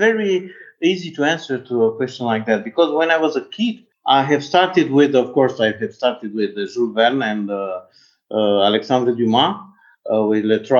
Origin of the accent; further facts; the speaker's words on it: Bucharest, Romania; English is a second language; I'm from Bucharest